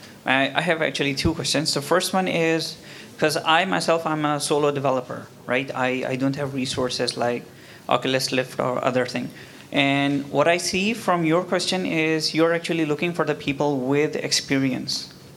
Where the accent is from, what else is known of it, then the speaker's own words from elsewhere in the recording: Pakistan; also born or lived in Kuala Lumpur, Malaysia; now in Malaysia; I'm actually from Pakistan